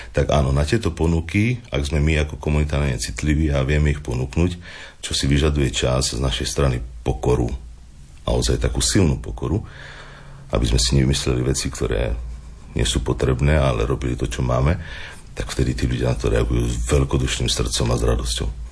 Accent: Osikov, Prešov Region, Slovakia; moved away as an adult; also born or lived in Banská Bystrica; now in Partizánske, Slovakia; ja som originál rodak od Bardiova z jednej krásnej malej dedinky Osikov

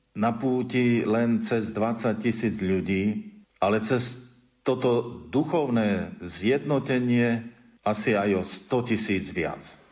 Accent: Slovakia; našej zeme, slovenskej

